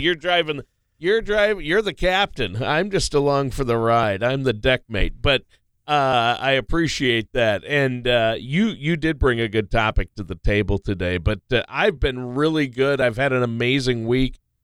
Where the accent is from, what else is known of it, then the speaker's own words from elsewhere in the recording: Minnesota, United States; I grew up in Minnesota